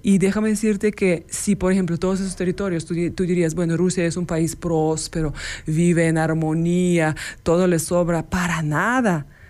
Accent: Ukraine; Spanish is a second language; moved away as an adult; also born or lived in Dresden, Germany; now in León, Mexico; yo nací en Ucrania y viví eh, felizmente los primeros 22 años ahí

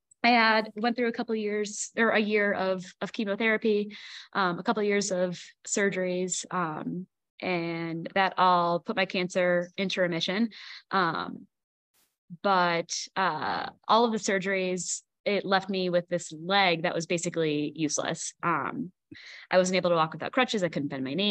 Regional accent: Milwaukee, Wisconsin, United States; now in Colorado Springs, United States; I grew up in the Milwaukee suburbs, in Milwaukee, Wisconsin.

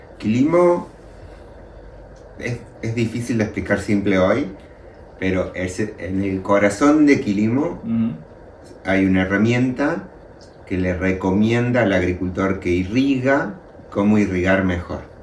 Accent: Luyaba, Córdoba, Argentina; now in Córdoba, Argentina; Córdoba capital es la ciudad desde donde yo vivo y yo nací y me crié en un pueblo pequeño que se llama Luyaba

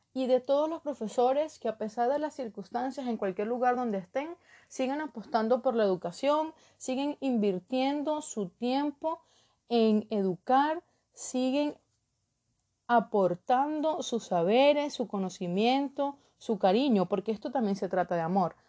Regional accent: Trujillo, Venezuela; moved away as an adult; also born or lived in Caracas, Venezuela; now in Ecuador; soy de Trujillo

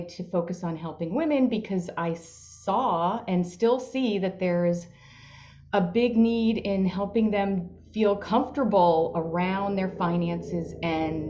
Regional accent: Long Island, New York, United States; I grew up on Long Island in New York

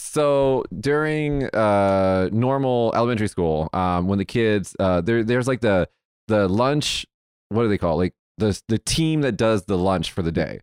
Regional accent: Las Vegas, Nevada, United States; I'm from Vegas

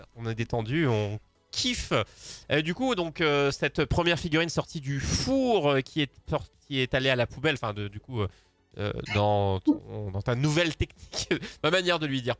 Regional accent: France; je suis français

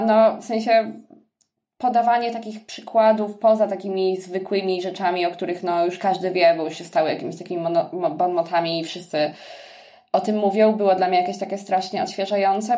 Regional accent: Sierpc, Masovian Voivodeship, Poland; moved away; also born or lived in Poznań; pochodzę z sierpca

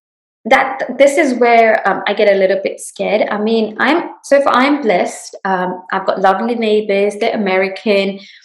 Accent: London, United Kingdom; now in Houston, United States; I came from England, and London was a melting pot.

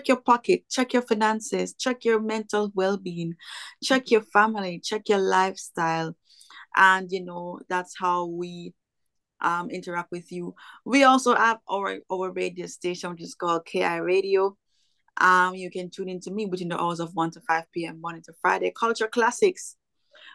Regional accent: Kingston, Jamaica; now in Florida, United States; I'm from Kingston, Jamaica.

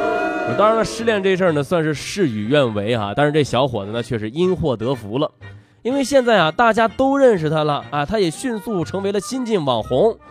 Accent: Henan, China; accent: Henan dialect; 今儿这期节目我是真的可想用河南话全程给说下来。

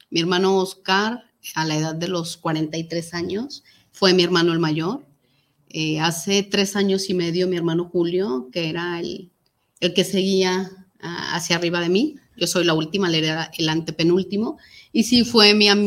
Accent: Tlaquepaque, Jalisco, Mexico; orgullosa de ser tapatía oriunda de Tlaquepaque

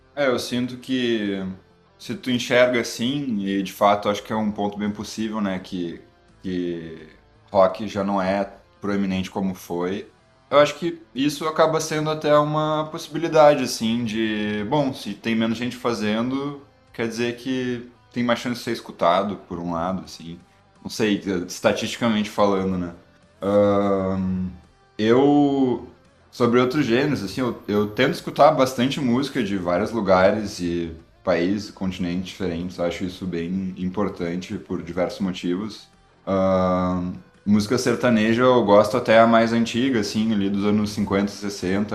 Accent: Porto Alegre, Rio Grande do Sul, Brazil; accent: gaúcho, porto-alegrense; o sotaque gaúcho, porto-alegrense

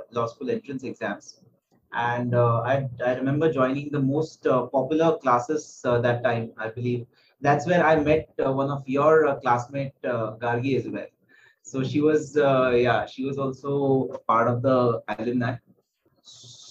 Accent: Aurangabad, Maharashtra, India; now in Mumbai, India; So I come from a place called Aurangabad. It's in central Maharashtra and spent my childhood there till I think around 6th standard

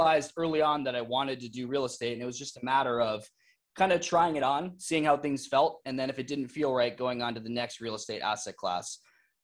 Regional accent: Iowa, United States; moved away as an adult; also born or lived in Arizona / Las Vegas; I lived in Iowa for my entire childhood.

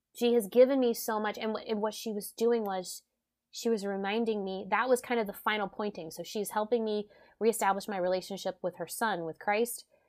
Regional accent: South Louisiana, United States; I'm a Cajun from South Louisiana

